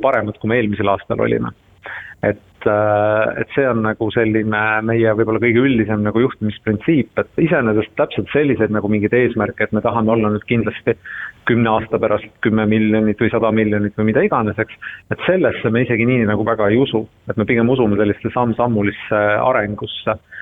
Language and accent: Estonian; Estonia; siit me oleme ise pärit